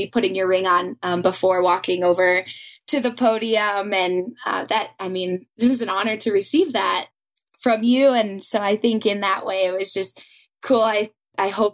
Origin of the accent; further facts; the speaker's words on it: Reno, Nevada, United States; back to my hometown